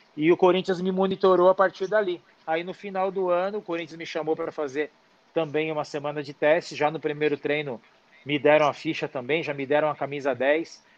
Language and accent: Portuguese; São Paulo, Brazil; Eu sou da periferia de São Paulo